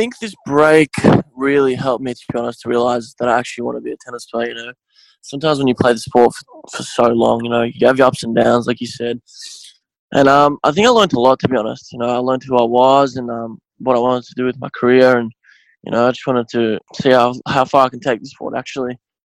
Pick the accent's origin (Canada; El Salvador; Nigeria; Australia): Australia; Melbourne, Victoria; Yeah, so I was born here. My parents were born in Bosnia, both my parents.